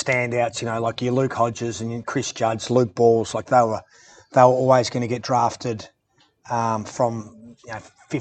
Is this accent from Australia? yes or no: yes; Melbourne, Victoria, Australia; also born or lived in Perth, Western Australia; I grew up in Hawthorn when we moved over from Perth.